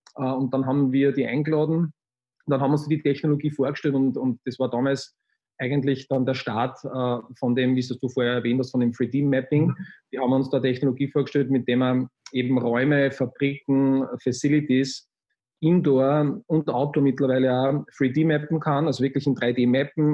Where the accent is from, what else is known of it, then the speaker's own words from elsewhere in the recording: Linz, Upper Austria, Austria; ich bin am Stadtrand von Linz aufgewachsen